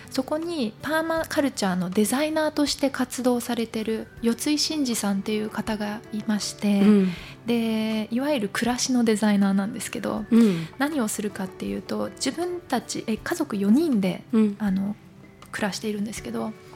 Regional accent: Japan; 日本から来てるから日本のルーツ

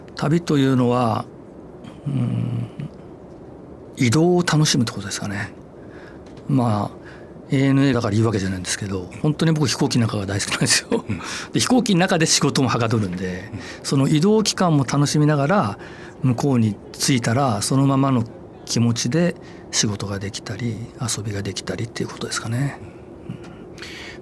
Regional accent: Ise, Mie, Japan; moved away; 伊勢が実家なんですよ

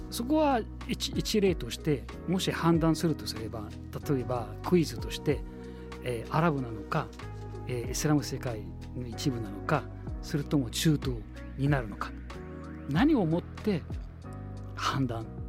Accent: Egypt; Japanese is a second language; now in Japan; エジプト出身です

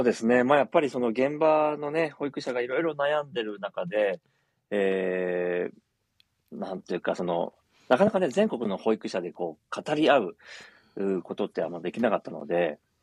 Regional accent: Tokyo, Japan; moved away as an adult; also born or lived in Saitama; now in Minami-Alps, Japan; 私はずっと東京で生まれて、えー、35年ほど東京にいたんですけども

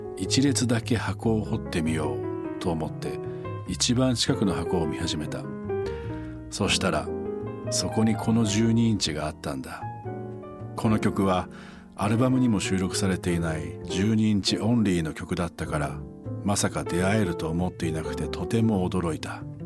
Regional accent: Echizen, Fukui, Japan; now in Tokyo, Japan; 僕が育った地元福井県の越前市

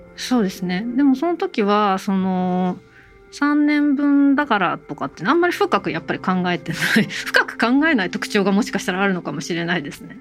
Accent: Kanagawa, Japan; 私あの神奈川県育ち神奈川なん

